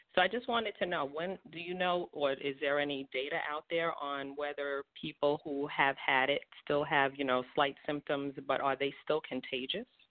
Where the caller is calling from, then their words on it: East Brunswick, New Jersey, United States; I'm calling from East Brunswick, New Jersey.